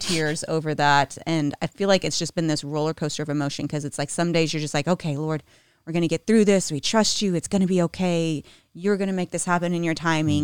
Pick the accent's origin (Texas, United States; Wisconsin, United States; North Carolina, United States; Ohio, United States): Texas, United States; moved away as an adult; now in Nashville, United States; I grew up in Texas.